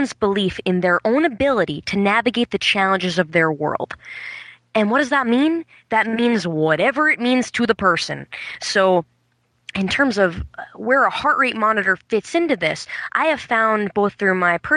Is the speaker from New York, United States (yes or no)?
yes; New York City, New York, United States; moved away as an adult; now in Burlington, United States; I come from New York City, where I taught for the majority of my time